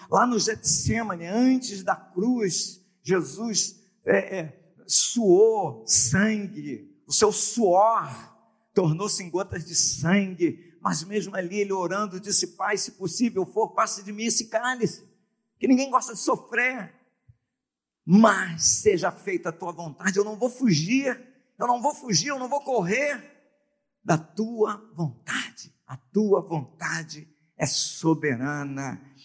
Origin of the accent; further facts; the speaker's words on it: Brazil; nós somos é, brasileiros